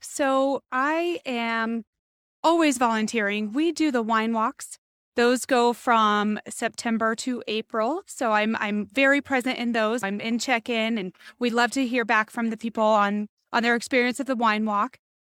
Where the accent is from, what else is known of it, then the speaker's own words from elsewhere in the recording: Boulder City, Nevada, United States; also born or lived in Las Vegas, Nevada; So I have been in Boulder City, Nevada since I was six. Born and raised in Las Vegas, my family moved me out here